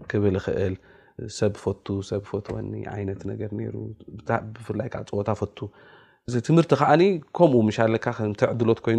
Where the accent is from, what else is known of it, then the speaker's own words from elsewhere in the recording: Asmara, Maekel, Eritrea; ኣነን ምዕባይ ሓወይን ኣብ ስመራኢና ተወሊድና